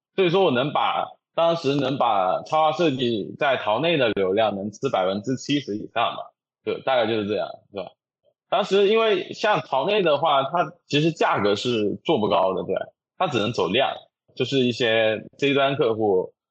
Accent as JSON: {"language": "Chinese", "region": "Jiangxi", "country": "China", "said": "我是江西人"}